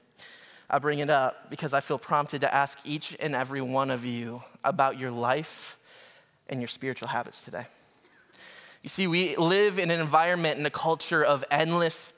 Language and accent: English; Minnesota, United States; also born or lived in Detroit area, Michigan; now in Detroit, United States; I'm from Minnesota originally.